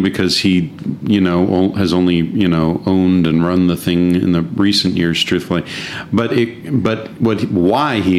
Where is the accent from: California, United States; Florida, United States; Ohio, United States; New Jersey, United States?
California, United States; Delano; moved away as an adult; now in Los Angeles, United States; A little farm about 4 miles north of a little town called Delano.